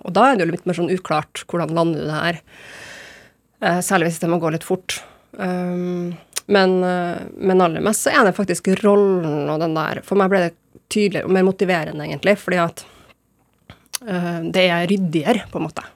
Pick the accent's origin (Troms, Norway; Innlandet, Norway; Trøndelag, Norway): Trøndelag, Norway; Trondheim; also born or lived in Berkåk, Rennebu / Bodø; jeg er jo mest fra Trondheim, men jeg bruker å si jeg er fra Trondheim og Bodø. Og at jeg er trønder og nordlending.